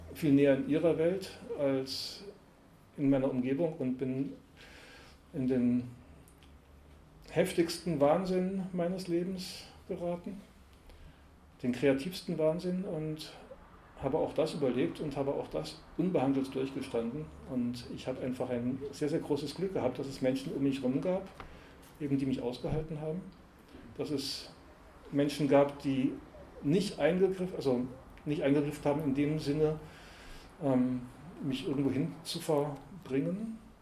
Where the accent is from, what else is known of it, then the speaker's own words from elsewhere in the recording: Karlsruhe, Baden-Württemberg, Germany; Also ich wurde 1964 eben als